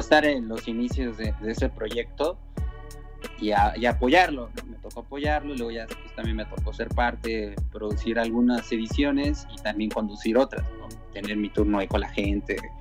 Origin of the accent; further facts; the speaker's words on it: Tijuana, Baja California, Mexico; moved away; yo soy de Tijuana